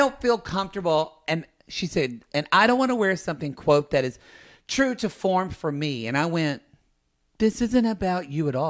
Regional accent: Oklahoma, United States; I'm from Oklahoma.

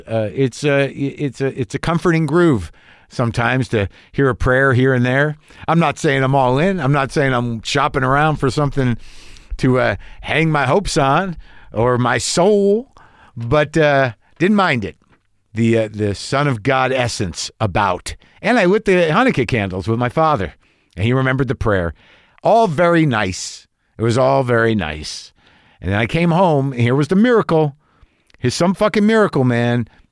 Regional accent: Albuquerque, New Mexico, United States; moved away; we grew up in Albuquerque, New Mexico

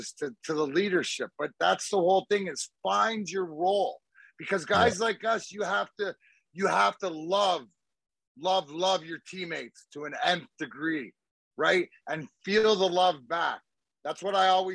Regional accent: Leamington, Ontario, Canada; I played my minor hockey for Leamington, right, which is my hometown

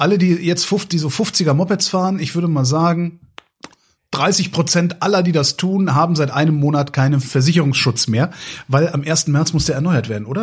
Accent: near Cologne, North Rhine-Westphalia, Germany; ich bin ja in der Nähe von Köln groß geworden

